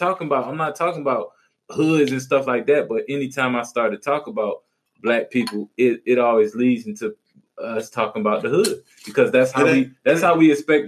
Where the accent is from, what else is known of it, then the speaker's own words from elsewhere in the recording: New Orleans, Louisiana, United States; Yeah, like if I said, yo, I'm from New Orleans, what's the first thing you're going to think?